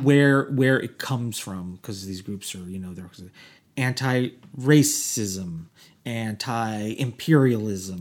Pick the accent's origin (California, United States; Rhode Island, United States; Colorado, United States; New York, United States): New York, United States; Orange County; now in Los Angeles, United States; I grew up in Orange County